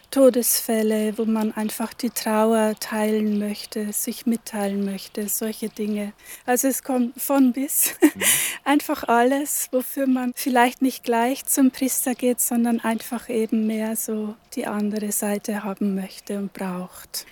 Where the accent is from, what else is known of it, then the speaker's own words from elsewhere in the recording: Upper Palatinate, Bavaria, Germany; moved away as an adult; also born or lived in Northern Germany; now in Velburg, Germany; Ich bin aus der Oberpfalz, gebürtige Oberpfälzerin, habe da aber nur die ersten 20 Jahre meines Lebens verbracht.